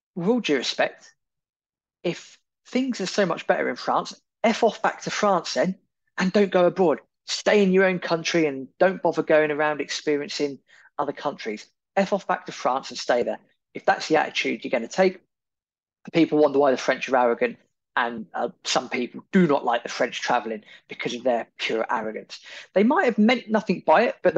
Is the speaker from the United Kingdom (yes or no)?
yes; United Kingdom; we're British, we like to queue